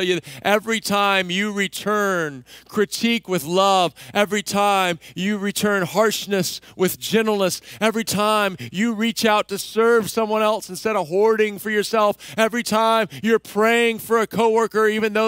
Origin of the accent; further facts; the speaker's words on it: Texas, United States; Remember, I grew up in Texas.